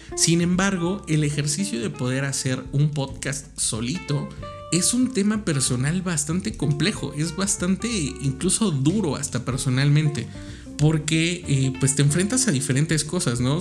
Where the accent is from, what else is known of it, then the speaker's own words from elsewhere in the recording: Mexico; tal como somos los mexicanos